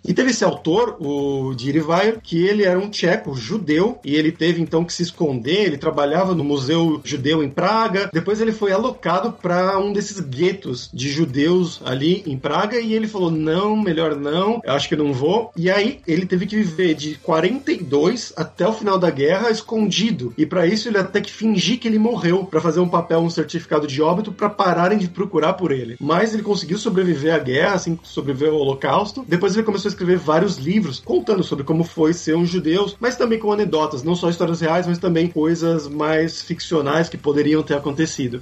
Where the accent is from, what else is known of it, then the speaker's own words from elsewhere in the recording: Brazil; moved away; also born or lived in Poland; sou do Brasil